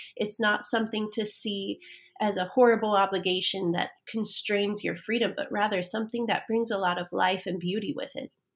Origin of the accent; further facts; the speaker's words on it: Fruitland, Idaho, United States; moved away; also born or lived in Emmett, Idaho; I grew up in Fruitland, named for the orchards that once existed there.